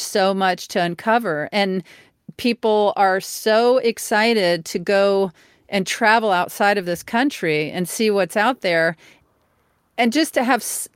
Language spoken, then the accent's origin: English; Mississippi, United States; I'm from Mississippi.